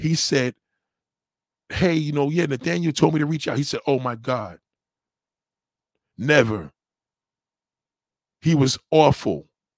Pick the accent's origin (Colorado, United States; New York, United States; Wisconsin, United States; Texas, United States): Texas, United States; Well, I grew up in Texas. You know what I mean? I graduated from here.